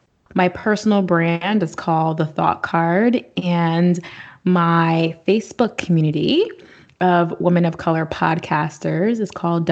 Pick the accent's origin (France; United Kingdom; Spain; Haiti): Haiti; I mean, I lived like a local pretty much 4 months out of the year growing up in Haiti.